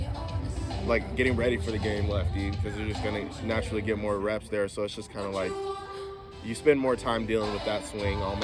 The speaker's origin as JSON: {"language": "English", "town": "Atlanta", "region": "Georgia", "country": "United States", "tie": "born or raised there", "said": "growing up in Atlanta"}